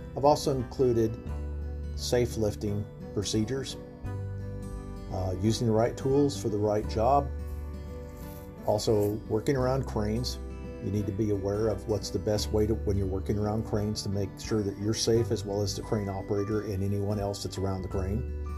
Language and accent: English; Charlotte, North Carolina, United States; I'm from Charlotte, North Carolina.